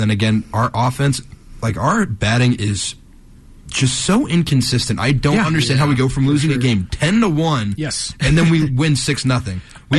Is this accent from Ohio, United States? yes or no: yes; between Cincinnati and Columbus, Ohio, United States; my hometown is in the middle between Cincinnati and Columbus. I am, right in the middle.